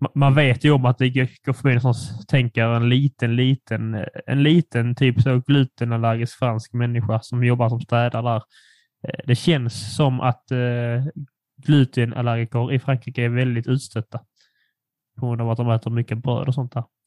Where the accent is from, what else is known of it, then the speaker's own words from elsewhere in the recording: Furulund, Skåne, Sweden; den lilla killen jag växte upp med i Furulund